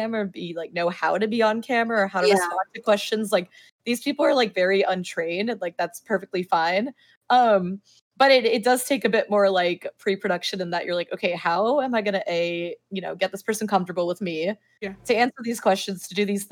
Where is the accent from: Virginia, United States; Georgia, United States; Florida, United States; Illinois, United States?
Florida, United States; Miami; I'm from Miami, which is very conservative actually, within like the Cuban community at least